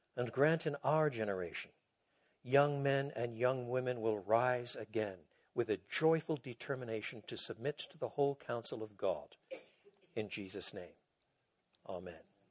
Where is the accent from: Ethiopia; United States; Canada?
Canada; Quebec; moved away; also born or lived in Toronto; I was brought up in Quebec